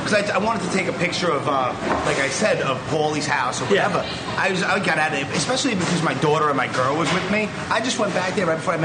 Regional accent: New York City, New York, United States; I'm born and raised in Brooklyn, New York City. I've been in my share of terrible neighborhoods.

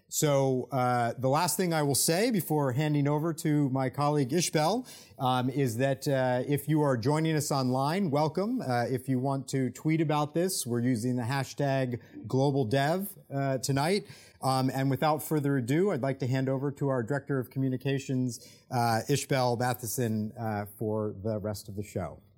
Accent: United States; accent: American; as an American, if you can't tell by my accent

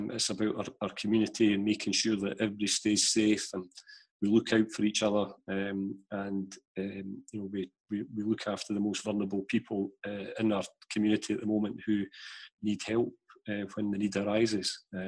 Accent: Canada; it was a bizarre one being Canadian, so he gets into my team on that basis.

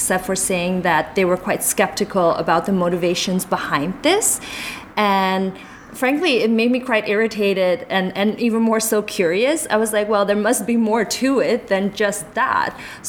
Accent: Netherlands; now in Shanghai, China; Like … and I are both Chinese. We even though we grew up in Holland, our cultural heritage and the way we look is definitely Chinese.

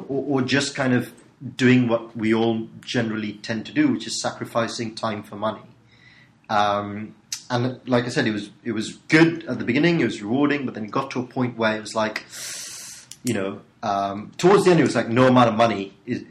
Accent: Sri Lanka; moved away as an adult; now in United Kingdom; I was born in Sri Lanka, and I turned up in the UK about 14 years ago. So I came over for uni.

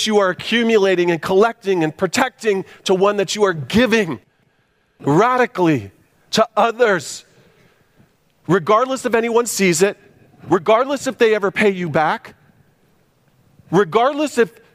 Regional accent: United States; as American Christians

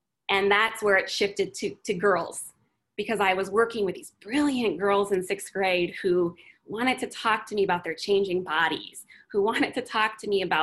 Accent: Phoenix, Arizona, United States; moved away as an adult; now in Austin, United States; I was born and raised in Phoenix, Arizona

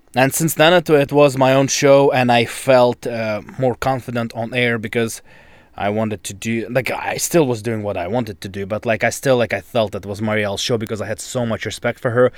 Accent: Novosibirsk, Novosibirsk Oblast, Russia; English is a second language; moved away as an adult; also born or lived in Toronto, Canada; now in Vancouver, Canada; I'm from Novosibirsk, that's in Siberia.

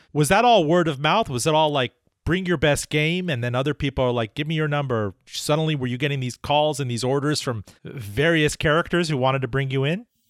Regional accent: Miami, Florida, United States; I don't recognize my hometown anymore

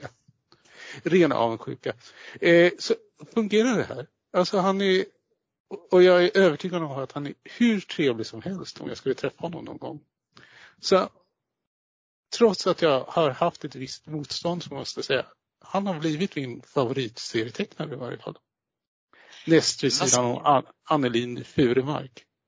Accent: southern Sweden, Sweden; mig som är uppväxt söderut

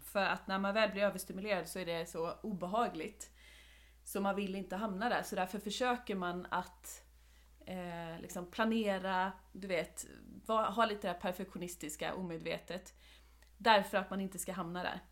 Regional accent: Åkersberga, Stockholm County, Sweden; now in Halmstad, Sweden; vi är ju uppvuxna i Åkersberga som ligger utanför Stockholm.

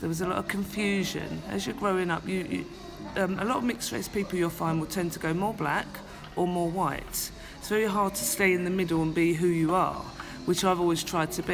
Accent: London, United Kingdom; the estates where I grew up in Hackney, East London

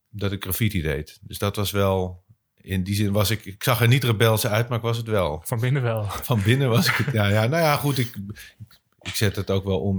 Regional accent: Bussum, North Holland, Netherlands; moved away as an adult; also born or lived in Kampen; ik kom uit, uit eh, Bussum, ik kom uit het Gooi.

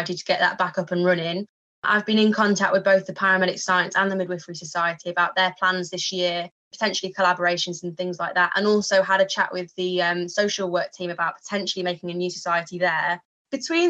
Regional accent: Yorkshire and the Humber, United Kingdom; moved away as an adult; now in Hertfordshire, United Kingdom; I'm from Yorkshire originally, studied at York College and then came down to the University of Hertfordshire.

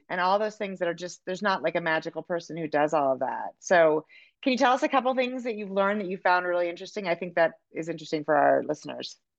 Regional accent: California, United States; now in Montana, United States; I'm from California and I live in Montana

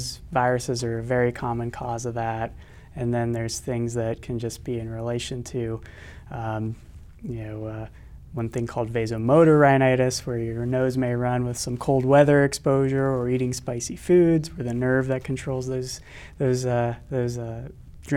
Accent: West Virginia, United States; moved away as an adult; also born or lived in Vermont; now in Sioux Falls, United States; I'm originally from West Virginia, where I went to medical school

